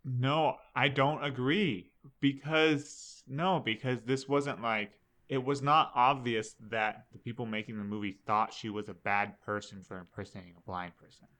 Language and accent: English; Alaska, United States; we're from Alaska